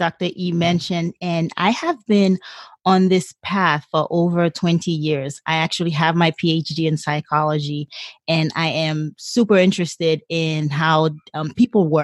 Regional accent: Haiti; English is a second language; now in San Diego, United States; born and raised in a third world country. I was born in Haiti

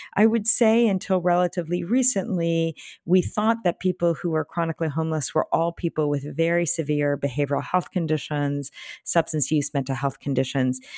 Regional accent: Bay Area, California, United States; I'm from the Bay Area

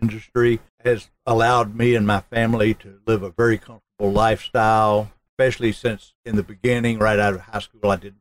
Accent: Smyrna, Georgia, United States; also born or lived in Raleigh, North Carolina; I grew up in Smyrna, graduated from Campbell High School

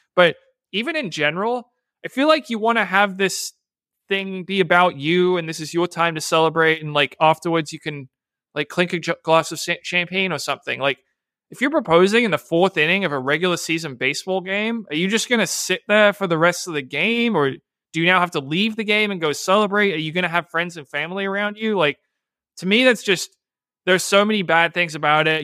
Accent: Bedford, Massachusetts, United States; Bedford, Massachusetts, my hometown

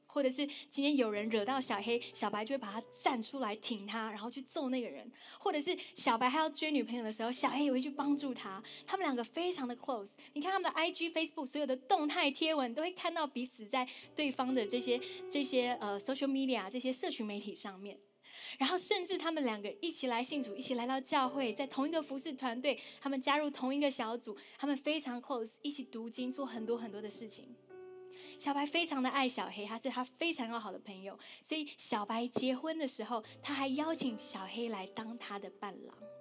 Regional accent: Taiwan; 跟我一样在台湾长大

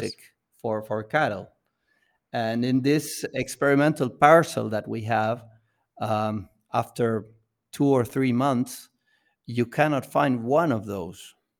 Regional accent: Buenos Aires, Argentina; we come from Buenos Aires

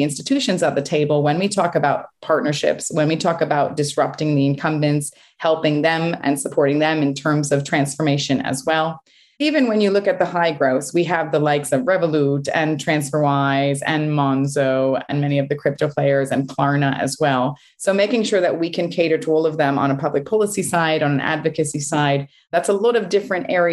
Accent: United States; moved away as an adult; also born or lived in Connecticut / New York; now in United Kingdom; I grew up in Connecticut and New York

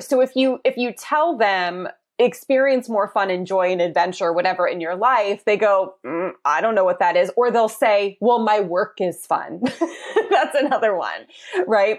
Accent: East Coast, United States; moved away as an adult; I'm from the East Coast

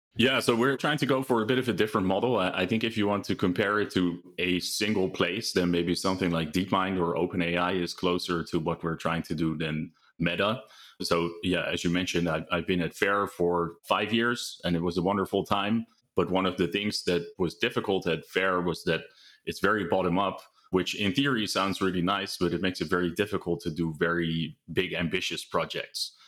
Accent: Netherlands; moved away as an adult; also born or lived in United Kingdom / New York / Utrecht; now in California, United States; I'm originally from Holland, but I live in California

